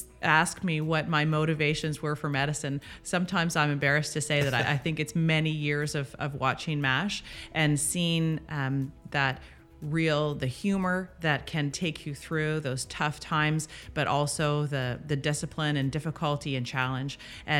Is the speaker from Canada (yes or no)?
yes; Winnipeg, Manitoba, Canada; born there; also born or lived in Ottawa / Toronto / Dundas; Yeah, I was born in Winnipeg. I moved with my family. We moved to Ottawa, moved to Toronto.